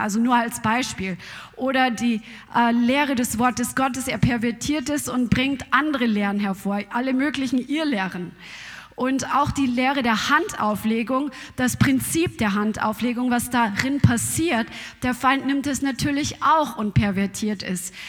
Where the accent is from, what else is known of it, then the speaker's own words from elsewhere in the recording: Germany; Bei uns in Deutschland